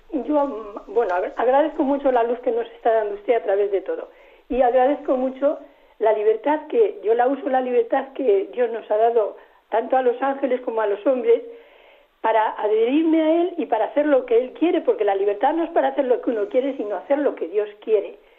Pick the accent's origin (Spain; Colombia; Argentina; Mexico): Spain; Madrid, Community of Madrid; soy de Madrid